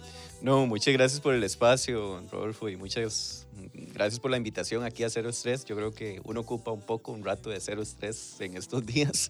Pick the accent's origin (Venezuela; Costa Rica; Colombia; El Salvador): Costa Rica; San Isidro de El General, San José; Soy de Pérez, de Pérez Celedón, nací en año 1991, en, ahí en el centro de Pérez Celedón